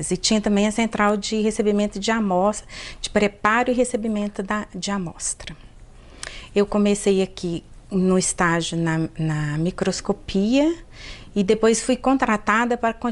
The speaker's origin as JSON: {"language": "Portuguese", "town": "Belo Horizonte", "region": "Minas Gerais", "country": "Brazil", "tie": "born or raised there", "also_born_or_lived": "Teófilo Otoni", "said": "Eu sou originalmente de Tioflotone, a minha família toda é de lá, mas eu vim para cá, para Belo Horizonte, com dois anos. E me sinto um pouco Belo Horizontina, mas tenho o maior orgulho de ter nascido em Tioflotone."}